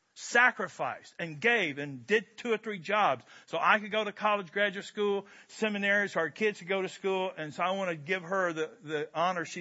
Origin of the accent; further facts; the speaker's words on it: Kentucky, United States; I'm from Kentucky